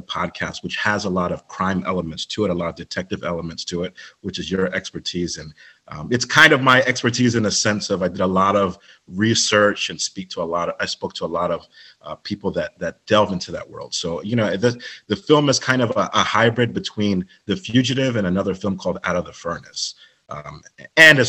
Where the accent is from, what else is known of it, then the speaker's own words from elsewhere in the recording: Maryland, United States; moved away; also born or lived in New York City; I was born and raised in Maryland, but I lived in New York for over two decades